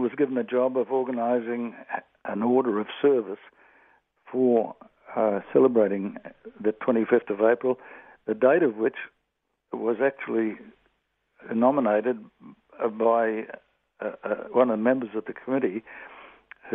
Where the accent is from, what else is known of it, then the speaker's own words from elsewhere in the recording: Atherton, Queensland, Australia; my hometown of Atherton, North Queensland